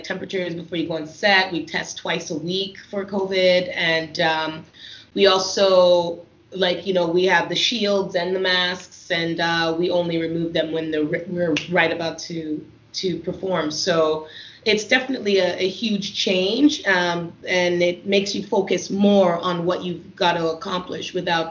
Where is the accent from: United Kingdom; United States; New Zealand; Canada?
Canada; coming from a Caribbean home and being Canadian